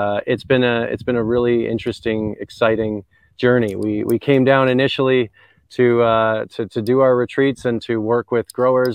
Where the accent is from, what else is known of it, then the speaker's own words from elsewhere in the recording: Canada; accent: twang; moved away as an adult; now in Jamaica; So I'm a Canadian. You can probably tell from some of my twang